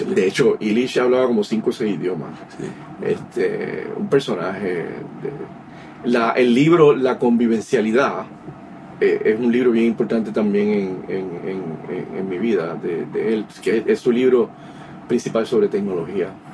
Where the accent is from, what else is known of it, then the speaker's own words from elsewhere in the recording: San Juan, Puerto Rico; moved away as an adult; also born or lived in Bayamón, Puerto Rico / New York City, United States; nací en Vallagüe, Puerto Rico. Me crié en Río Piedra, Puerto Rico